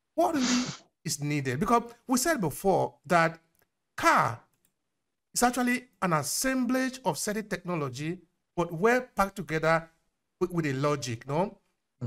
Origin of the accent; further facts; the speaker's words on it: Nigeria; I ask you as a Nigerian